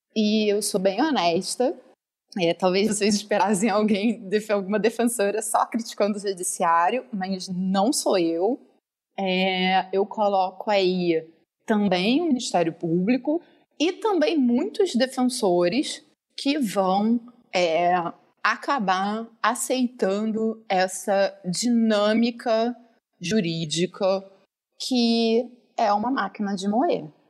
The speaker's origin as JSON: {"language": "Portuguese", "region": "Rio de Janeiro", "country": "Brazil", "said": "eu sou do, é do Rio, carioca"}